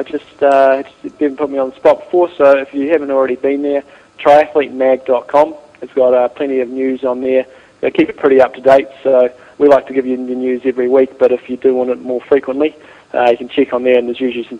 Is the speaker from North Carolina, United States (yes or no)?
yes; North Carolina, United States; I'm from North Carolina in the United States.